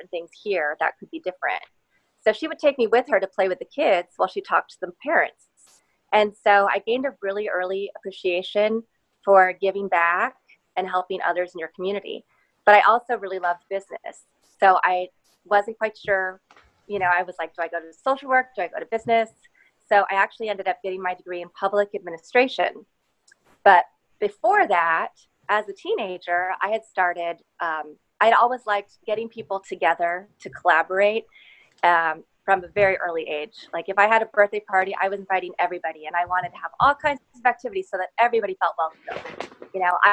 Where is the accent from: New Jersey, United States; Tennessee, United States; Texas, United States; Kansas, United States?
Kansas, United States; Lawrence; moved away as an adult; also born or lived in Chicago / San Francisco / Los Angeles; now in Houston, United States; I grew up in Lawrence, Kansas, and I lived a lot of places before I ended up in Houston